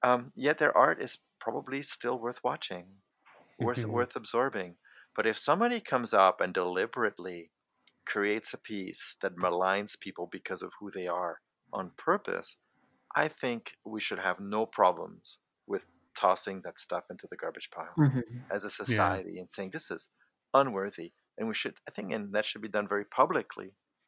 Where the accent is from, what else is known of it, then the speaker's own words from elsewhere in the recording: France; also born or lived in Canada; So I come from a multicultural background. I'm French and I'm Canadian.